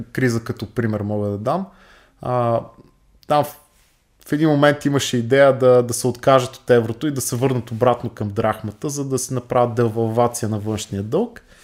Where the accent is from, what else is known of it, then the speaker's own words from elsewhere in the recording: Bulgaria; нас като българи